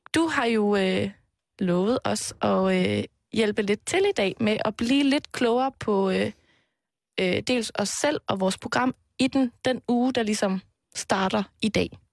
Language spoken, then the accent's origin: Danish; Aarhus, Central Denmark Region, Denmark; moved away; jeg har været hjemme i Aarhus, hvor øh, mine forældre bor